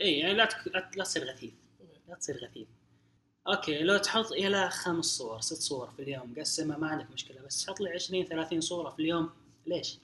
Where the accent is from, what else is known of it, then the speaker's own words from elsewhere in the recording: Saudi Arabia; عندنا في السعوديه او في الخليج